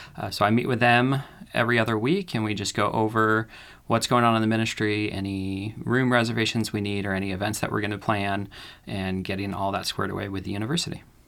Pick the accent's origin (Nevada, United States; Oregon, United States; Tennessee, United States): Oregon, United States; Ashland; also born or lived in California; I grew up in California. Uh, when I was seven, my parents decided to move our family up to Oregon, uh, where we l, moved to Ashland